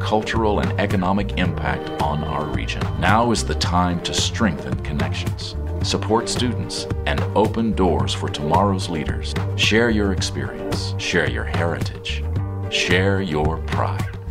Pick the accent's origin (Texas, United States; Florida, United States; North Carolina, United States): Texas, United States; Pampa; I grew up in Pampa